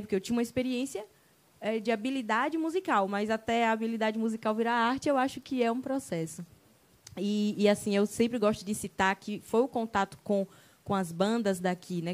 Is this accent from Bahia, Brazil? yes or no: yes; Ubaitaba, Bahia, Brazil; now in Itabuna, Brazil; Hoje eu estou aqui em Tabuna, mas a minha terra é Ubaitaba, cidade das canoas